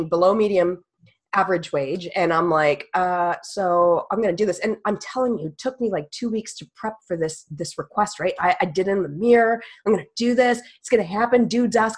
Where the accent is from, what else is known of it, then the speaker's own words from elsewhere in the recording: Canada; I'm a Canadian, y'all, like Canadian